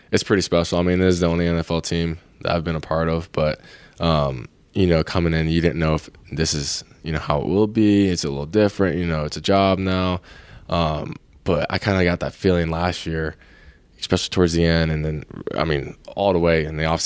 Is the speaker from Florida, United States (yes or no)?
yes; Clearwater Beach, Florida, United States; now in California, United States; I grew up in around Clearwater Beach by Indian Rocks Beach, uh, Florida.